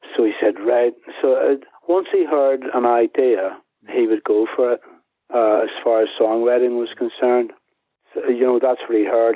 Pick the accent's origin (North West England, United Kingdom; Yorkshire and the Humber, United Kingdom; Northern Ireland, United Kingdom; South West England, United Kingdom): Northern Ireland, United Kingdom; Belfast; moved away; also born or lived in Dublin / London; my hometown in Belfast